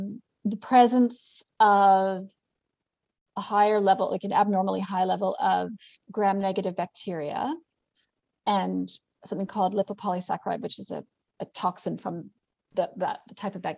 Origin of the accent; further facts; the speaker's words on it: Canada; accent: mixed; also born or lived in New Zealand; It's American versus, I have a mixed accent, actually. I'm Canadian/New Zealand.